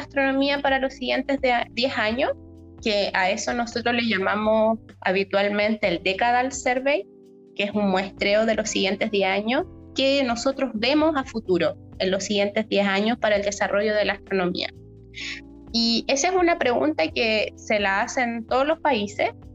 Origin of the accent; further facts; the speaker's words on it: Chile; nosotros como chilenos